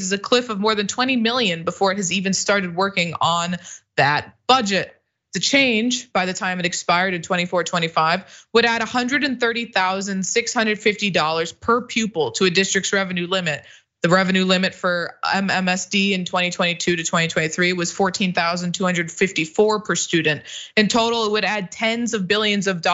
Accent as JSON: {"language": "English", "region": "Illinois", "country": "United States", "said": "I'm from Illinois"}